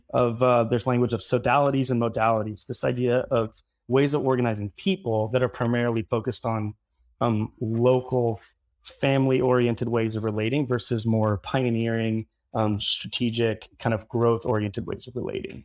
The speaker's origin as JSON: {"language": "English", "region": "Midwest", "country": "United States", "tie": "born or raised there", "also_born_or_lived": "Southern California / Florida", "moved": "as an adult", "lives_now": "Brooklyn, New York, United States", "said": "I grew up in the Midwest"}